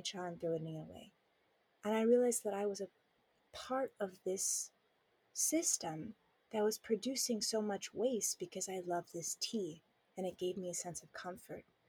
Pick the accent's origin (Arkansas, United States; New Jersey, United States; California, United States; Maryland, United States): California, United States; Southern; moved away as an adult; now in Taiwan; I grew up in Southern California